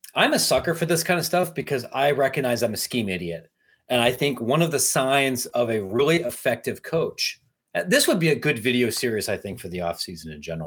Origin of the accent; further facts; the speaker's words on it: Midwest, United States; I'm a Midwesterner